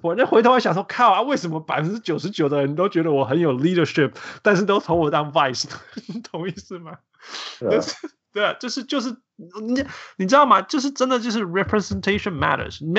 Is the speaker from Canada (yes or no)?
yes; Canada; 其实我小时候在加拿大